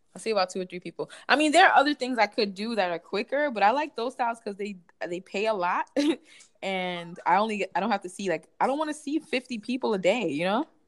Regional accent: New York City, New York, United States; also born or lived in Bronx; I'm from Brooklyn, but I live in the Bronx

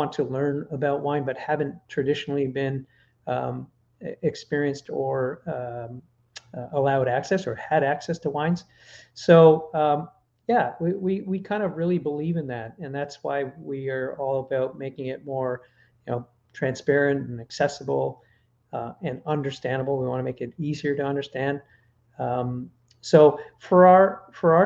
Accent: Canada; I'm Canadian.

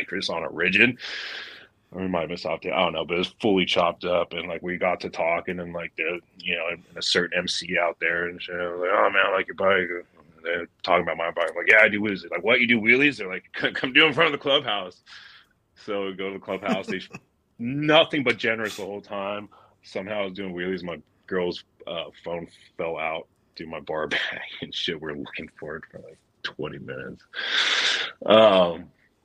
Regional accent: Southern California, United States; now in Oregon, United States; I grew up in SoCal

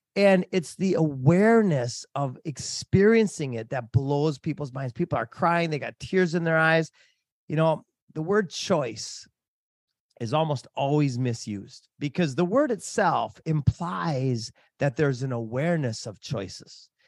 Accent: Minnesota, United States; moved away as an adult; also born or lived in Hawaii / Africa; I grew up in Minnesota.

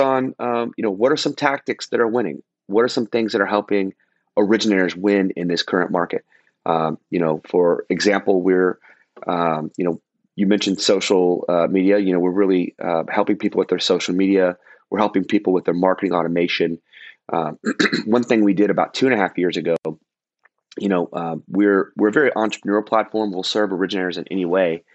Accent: Dallas, Texas, United States; also born or lived in Fort Lauderdale, Florida; now in Orange County, United States; Dallas, my hometown

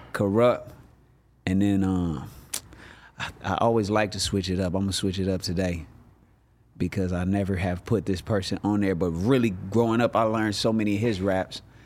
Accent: Inglewood, California, United States; I'm from Inglewood, California

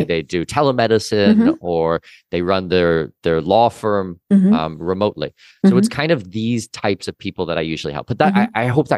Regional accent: Canada; As I said, I'm Canadian citizen, Danish mm-hmm. heritage.

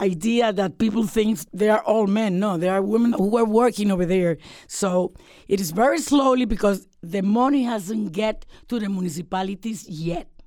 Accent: Puerto Rico; Puerto Rico is a territory, but we are American citizens too.

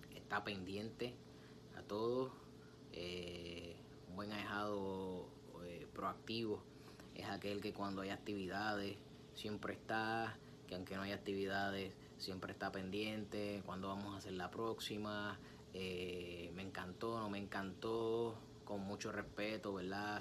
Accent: Puerto Rico; bochinche, como decimos en mi país, Puerto Rico

